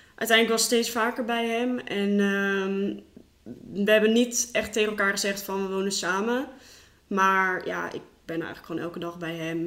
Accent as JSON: {"language": "Dutch", "town": "Rotterdam", "region": "South Holland", "country": "Netherlands", "moved": "as an adult", "lives_now": "Gorinchem, Netherlands", "said": "ik kom eigenlijk uit Rotterdam"}